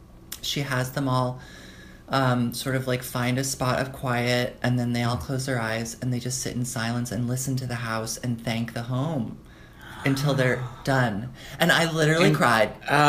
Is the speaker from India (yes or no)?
no; United Kingdom; I'm British.